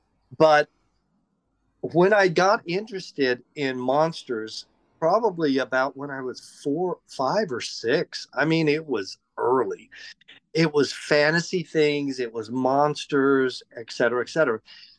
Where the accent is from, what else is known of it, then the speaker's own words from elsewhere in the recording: Atoka, Oklahoma, United States; moved away as an adult; also born or lived in Durant, Oklahoma / Los Angeles; So I was basically born in Durant, but raised in Atoka, Oklahoma, with four siblings